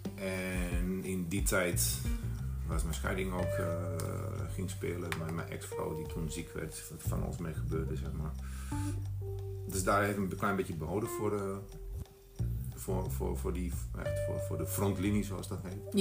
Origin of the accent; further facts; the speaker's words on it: Bosnia & Herzegovina; Dutch is a second language; moved away as an adult; now in Netherlands; ik was 19 toen ik naar Nederland kwam uit Bosnië, 1993 was dat